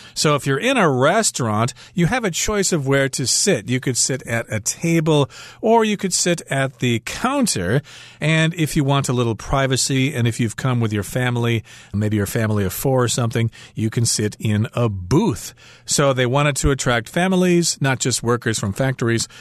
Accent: Midwest, United States; growing up in the Midwest in a small town

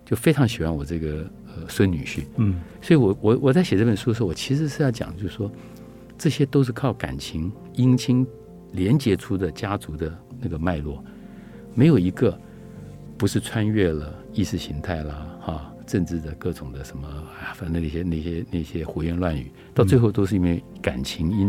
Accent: Luodong, Yilan County, Taiwan; 我小的时候在宜兰，在那个罗东大郡那边，我就记得我看过那个大郡的大郡的里面有山板，然后旁边有小吃摊子。

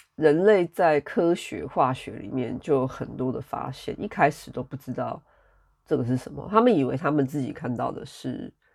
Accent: Taiwan; moved away as an adult; also born or lived in Europe; 我从二零一五年开始，我真正地离开台湾 离开我的家乡， 离开我的家人， 然后到欧洲这边来生活

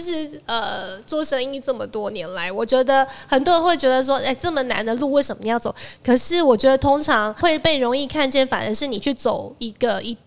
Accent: Taiwan; 我们台湾人

